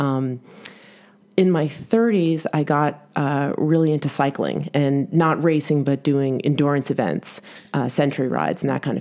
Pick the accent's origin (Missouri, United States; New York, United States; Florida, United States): New York, United States; New York City; as a New Yorker